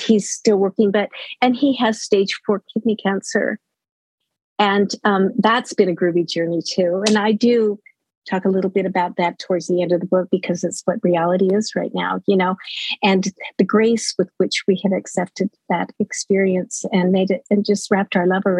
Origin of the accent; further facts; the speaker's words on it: Utah, United States; moved away as an adult; also born or lived in Laramie, Wyoming; now in Los Lunas, United States; I lived in Utah most of my life